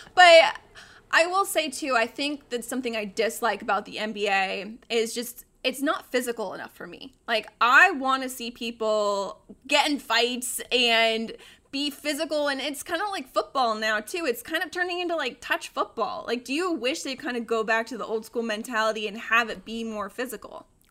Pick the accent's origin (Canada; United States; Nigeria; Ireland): United States; Colorado; now in Arizona, United States; I, I grew up in Colorado